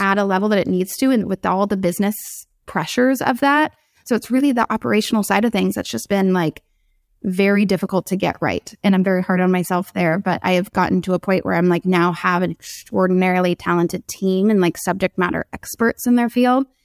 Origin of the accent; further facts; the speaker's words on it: San Diego, California, United States; I grew up in San Diego